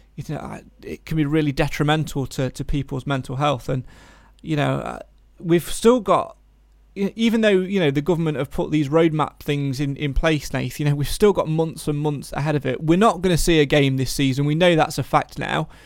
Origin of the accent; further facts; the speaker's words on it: Nottinghamshire, East Midlands, United Kingdom; We're from Nottinghamshire